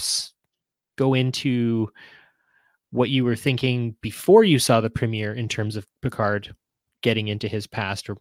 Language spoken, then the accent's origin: English; Canada; being a Canadian